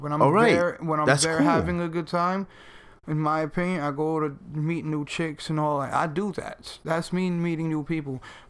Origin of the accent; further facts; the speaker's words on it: New York, United States; I'm from New York.